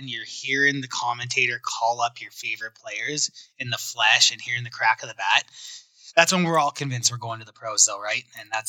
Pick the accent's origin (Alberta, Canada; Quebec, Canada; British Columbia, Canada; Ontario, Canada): Ontario, Canada; Windsor; And I come from Windsor, Detroit area, where it's all Tigers, Lions, Pistons, like Red Wings.